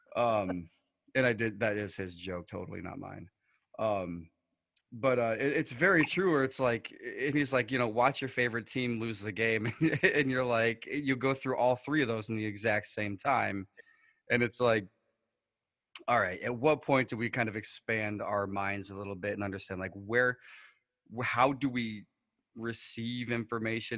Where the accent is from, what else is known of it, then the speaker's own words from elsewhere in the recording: New York, United States; we're from New York, so we have the Niagara River